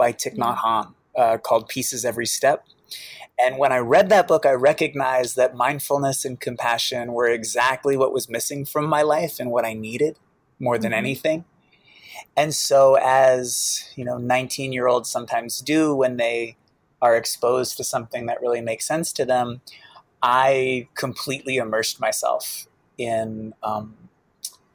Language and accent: English; Boston, Massachusetts, United States; I grew up in Boston, with a single mom who was an alcoholic